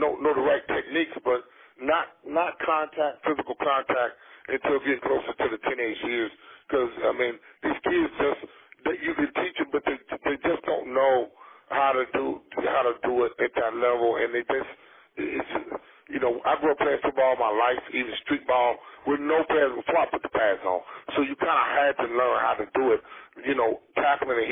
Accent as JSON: {"language": "English", "region": "the South", "country": "United States", "tie": "born or raised there"}